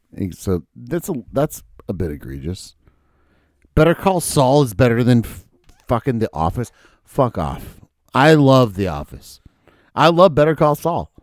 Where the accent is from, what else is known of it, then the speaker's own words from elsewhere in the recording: Minnesota, United States; I was born in Minnesota